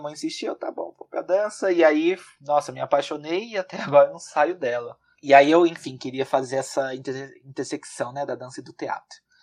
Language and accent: Portuguese; São Paulo, Brazil; now in Guarulhos, Brazil; sou da, da capital de São Paulo. Atualmente estou morando em, em Guarulhos, mas ah, nasci e até o meio do ano passado estava morando na, na capital de São Paulo.